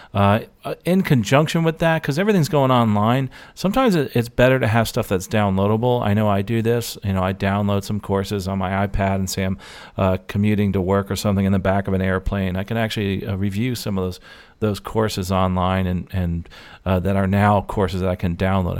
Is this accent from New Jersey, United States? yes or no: yes; New Jersey, United States; I'm from Jersey